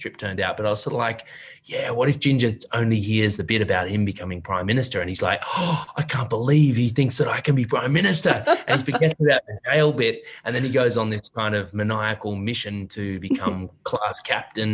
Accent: Australia

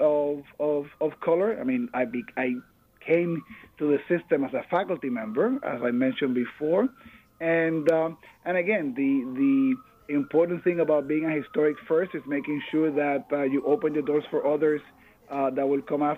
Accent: Puerto Rico; moved away as an adult; now in New York, United States; I am born and raised in Puerto Rico. I came to the U.S. to pursue my educational dreams.

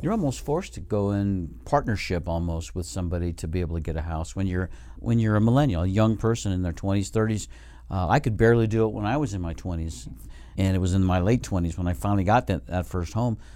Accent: Reno, Nevada, United States; we're from Reno, uh, Nevada

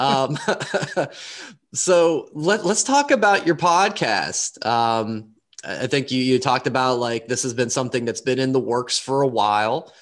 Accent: Pittsburgh, Pennsylvania, United States; from Pittsburgh

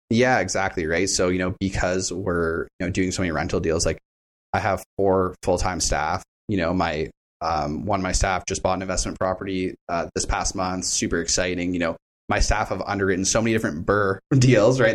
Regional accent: Hamilton, Ontario, Canada; I wasn't born in Hamilton, but I grew up in Hamilton

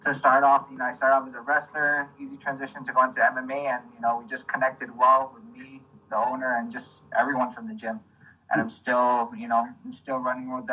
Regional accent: Guam; grew up in, born and raised in Guam

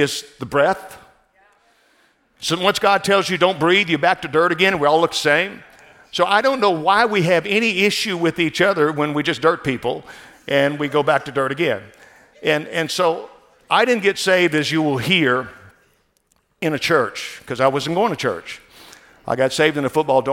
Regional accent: New Orleans, Louisiana, United States; moved away as an adult; also born or lived in Baton Rouge, Louisiana / Northern California; now in California, United States; I was born in New Orleans, Louisiana, which is now, I heard, the murder capital of the world, and raised down in South Louisiana

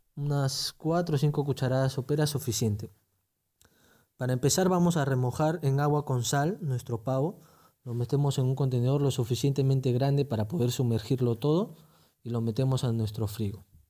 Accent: Peru; Como buenos peruanos

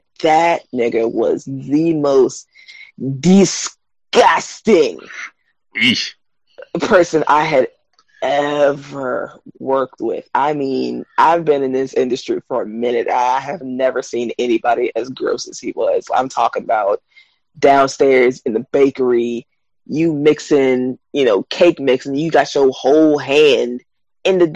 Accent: the South, United States; I'm born and raised in the South

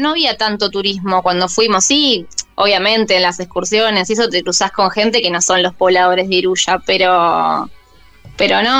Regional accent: Argentina; De San Espeña, acá más cerquita de Capital.

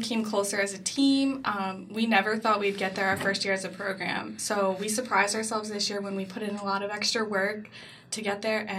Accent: Dauphin, Pennsylvania, United States; I'm from Dauphin, Pennsylvania, which is right outside of Harrisburg.

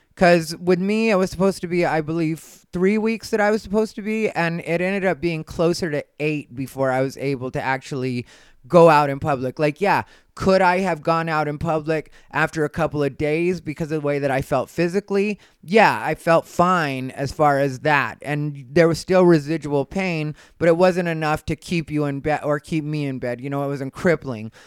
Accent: Arizona, United States; I'm from Arizona

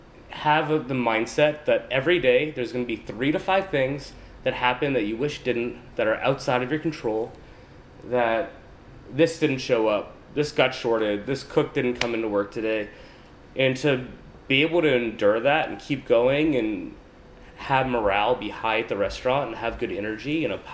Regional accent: New Orleans, Louisiana, United States; moved away as an adult; also born or lived in New York / Paris; found myself in New Orleans, my hometown. So it's been really exciting to be back.

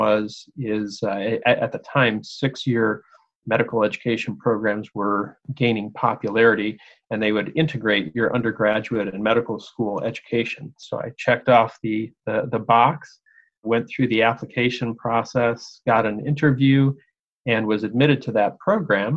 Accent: Detroit, Michigan, United States; now in Pittsburgh, United States; I grew up right outside of Detroit, Michigan. So I'm a Detroiter

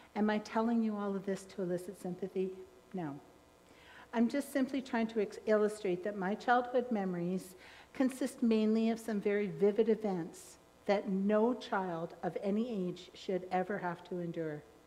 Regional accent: Trail, British Columbia, Canada; I was born in Trail

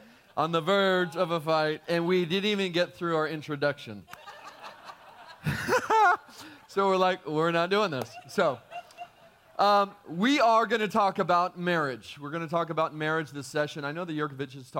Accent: California, United States; moved away as an adult; now in Texas, United States; We're from California.

